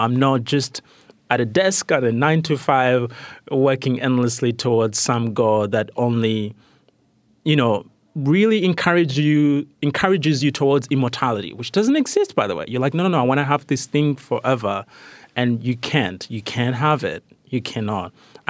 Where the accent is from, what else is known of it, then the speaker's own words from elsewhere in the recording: Rwanda; also born or lived in Malawi / Tanzania; started questioning the kind of moralistic Christianity that has been imposed by colonialism where I grew up in Rwanda and Malawi and Tanzania